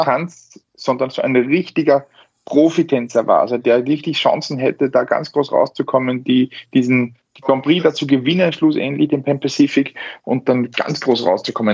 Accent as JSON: {"language": "German", "country": "Austria", "said": "bei uns in Österreich"}